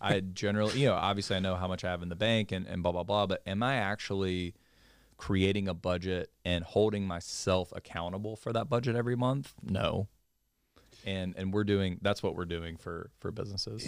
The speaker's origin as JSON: {"language": "English", "town": "Mobile", "region": "Alabama", "country": "United States", "moved": "as an adult", "said": "I'm originally from Mobile, Alabama"}